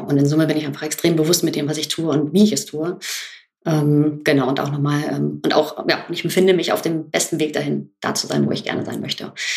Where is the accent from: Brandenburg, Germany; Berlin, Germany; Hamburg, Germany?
Hamburg, Germany; Ich bin genau wie Virginia in Hamburg aufgewachsen